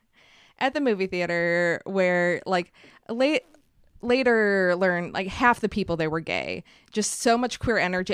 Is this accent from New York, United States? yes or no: yes; Buffalo, New York, United States; also born or lived in Montreal, Canada; outside of Buffalo, which isn't as cool as Montreal